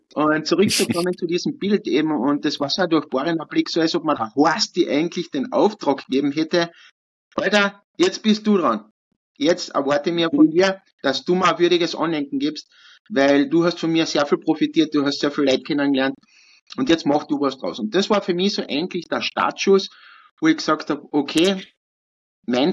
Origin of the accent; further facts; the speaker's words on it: Kühnsdorf, Carinthia, Austria; ich bin ja in Künstdorf aufgewachsen